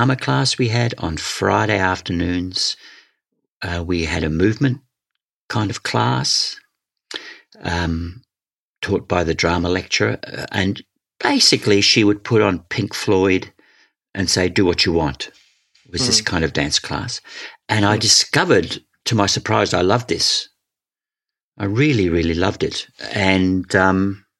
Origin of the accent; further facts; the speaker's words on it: Scotland, United Kingdom; also born or lived in Wales; when I was 9, we moved to Scotland. I was born in Wales.